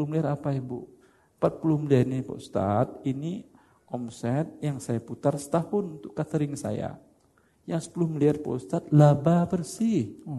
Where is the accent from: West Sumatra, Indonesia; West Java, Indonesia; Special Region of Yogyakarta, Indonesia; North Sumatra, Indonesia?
West Sumatra, Indonesia; Padang; Masalahnya karena saya orang Padang aja.